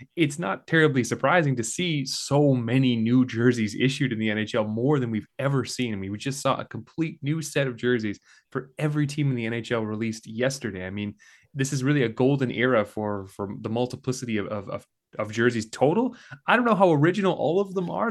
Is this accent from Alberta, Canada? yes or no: yes; Calgary, Alberta, Canada; now in St. Catharines, Canada; I grew up in Calgary